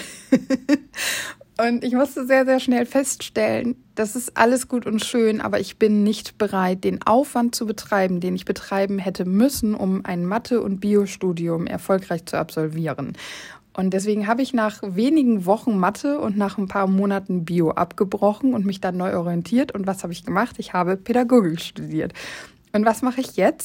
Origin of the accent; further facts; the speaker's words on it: Oldenburg, Lower Saxony, Germany; ich komme aus Oldenburg